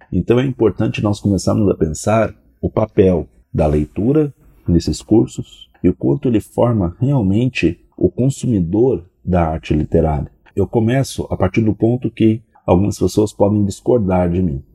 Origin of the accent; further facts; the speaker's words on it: Brazil; Como brasileiros, temos que admitir, somos um povo que lê pouco